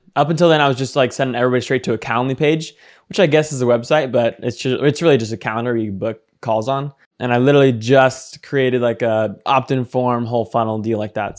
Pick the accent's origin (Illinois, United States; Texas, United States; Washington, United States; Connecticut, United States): Washington, United States; Seattle; also born or lived in Phoenix, Arizona; I am from Seattle. Right now, I'm in Phoenix, though. Phoenix, Arizona.